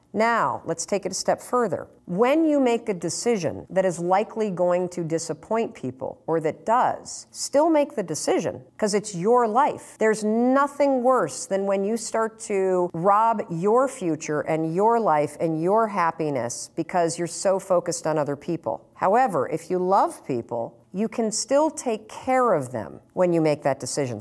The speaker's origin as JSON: {"language": "English", "town": "Muskegon", "region": "Michigan", "country": "United States", "tie": "born or raised there", "moved": "yes", "lives_now": "Boston, United States", "said": "I grew up in Muskegon, Michigan, where Brunswick was founded."}